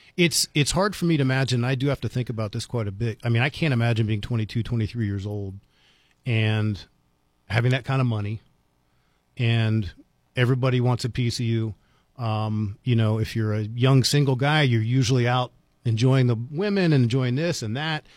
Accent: Washington, District of Columbia, United States; now in Las Cruces, United States; growing up in Washington, D C

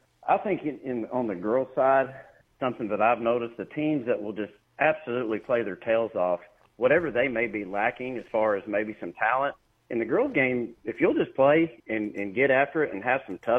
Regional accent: Roland, Oklahoma, United States; I'm actually from the Roland Muldrow area. This is home.

